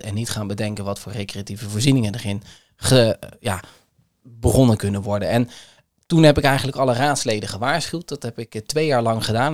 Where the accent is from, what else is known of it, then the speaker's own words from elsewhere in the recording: Kamerik, Utrecht, Netherlands; Ik ben opgegroeid in Kamerik